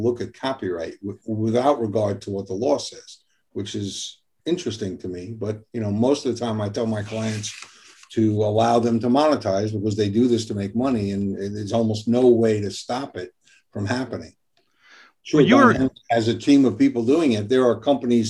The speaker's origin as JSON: {"language": "English", "town": "New York City", "region": "New York", "country": "United States", "tie": "born or raised there", "also_born_or_lived": "Long Island, New York", "said": "New York, Brooklyn and Long Island."}